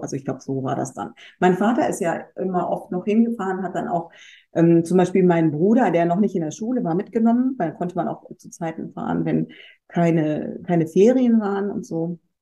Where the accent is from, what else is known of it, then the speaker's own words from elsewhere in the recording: North Rhine-Westphalia, Germany; ich bin halt am Niederrhein aufgewachsen, in einem kleinen Dorf